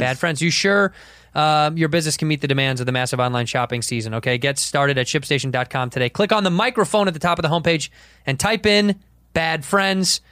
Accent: Chicago, Illinois, United States; I'm from Chicago

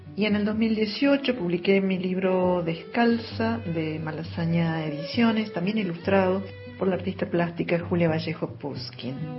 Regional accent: Canals, Córdoba, Argentina; now in Córdoba, Argentina; soy de Canals, un pueblito del interior de la provincia de Córdoba y vivo en Córdoba Capital desde hace mucho tiempo

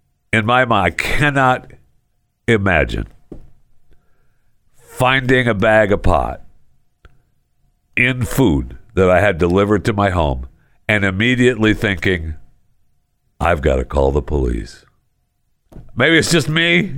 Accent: Michigan, United States; born there; also born or lived in Florida; now in Texas, United States; I know I was born in Michigan, and Michigan is my home state. But I spent many years in Florida, and I love Florida. And I miss living in Florida. I mean, right now I'm living in Texas, in the DFW

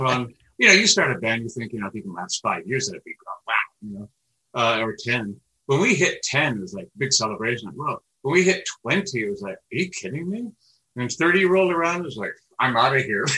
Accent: Canada; born on the other side of and growing up in Canada

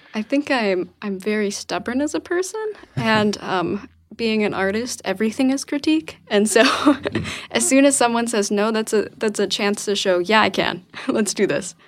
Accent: Arkansas, United States; moved away as an adult; also born or lived in Memphis, Tennessee; now in Portland, United States; I'm from Arkansas originally

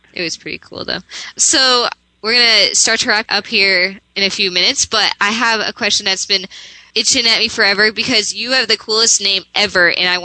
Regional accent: Boston, Massachusetts, United States; I grew up in Boston

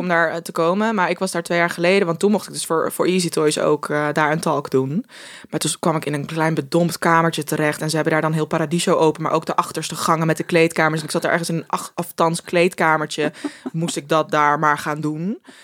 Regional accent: Groningen, Netherlands; wij komen allebei uit Groningen

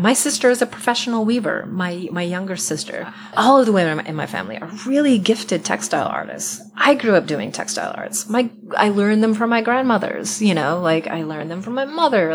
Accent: Iowa, United States; I grew up in Iowa in a horrible, tiny industrial farming town

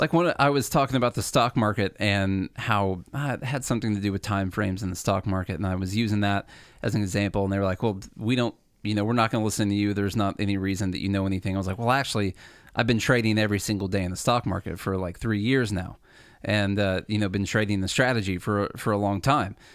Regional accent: Illinois, United States; moved away as an adult; now in Nashville, United States; we came from Illinois. The, Charlie and I both did. We went to school together in Illinois

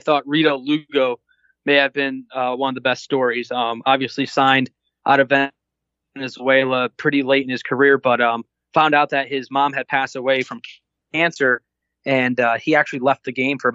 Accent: Scranton, Pennsylvania, United States; also born or lived in North Jersey; I was born in North Jersey. I grew up in Scranton, PA.

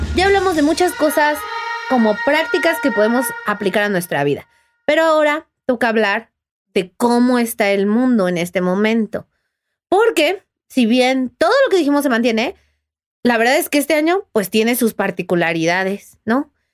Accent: Mexico; yo soy muy mexicana

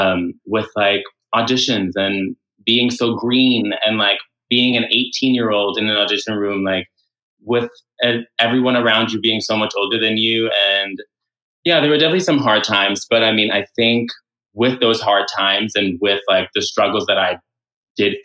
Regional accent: New York City, New York, United States; So I am from New York City. So I went to high school at LaGuardia High School in Lincoln Center

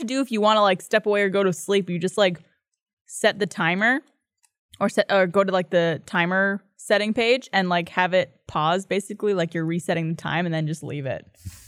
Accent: Canada; I'm Canadian.

